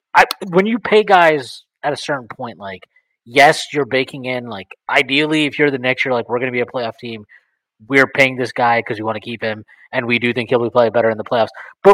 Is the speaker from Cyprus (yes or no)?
no; India; Yeah, onerous, whatever it is, who knows. I'm Indian, right?